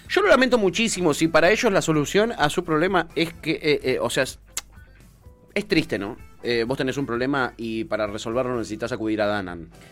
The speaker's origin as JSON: {"language": "Spanish", "country": "Argentina", "said": "Soy argentino, tengo 38 años"}